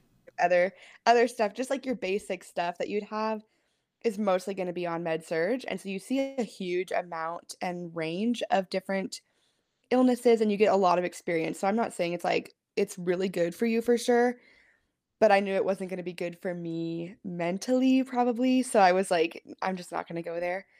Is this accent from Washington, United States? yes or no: yes; Pullman, Washington, United States; moved away; I am from Washington State. Originally, I grew up in Pullman